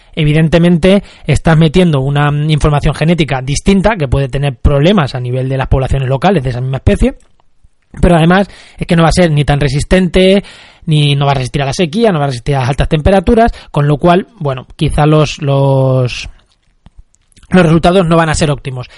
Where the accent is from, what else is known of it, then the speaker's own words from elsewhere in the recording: Munera, Castilla-La Mancha, Spain; Munera en Albacete, que es mi pueblo